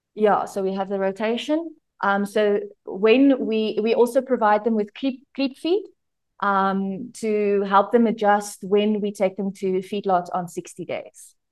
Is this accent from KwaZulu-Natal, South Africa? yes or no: no; Pretoria, Gauteng, South Africa; moved away as an adult; now in Limpopo, South Africa; I was born in Pretoria. I was a city girl, and then I started studying at University of Pretoria.